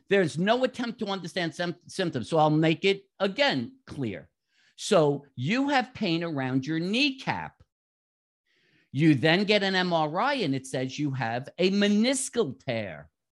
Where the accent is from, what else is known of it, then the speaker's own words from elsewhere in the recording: New York, United States; moved away as an adult; also born or lived in South Florida; now in Jacksonville, United States; From my accent, most people should figure out I grew up in New York.